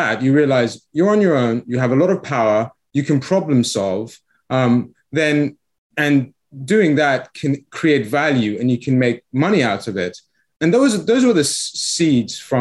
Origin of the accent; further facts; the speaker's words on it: England, United Kingdom; accent: English; moved away as an adult; also born or lived in Iran; now in Florida, United States; we came to the UK